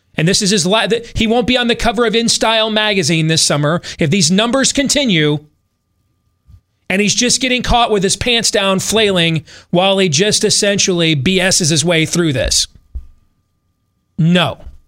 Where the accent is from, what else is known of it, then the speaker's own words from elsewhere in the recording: United States; I'm not British, I'm an American